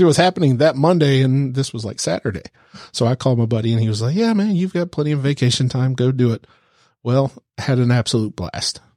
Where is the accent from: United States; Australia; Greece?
United States; the South; accent: southern, without a huge twang; I'm from the South. I don't have that, you know, huge twang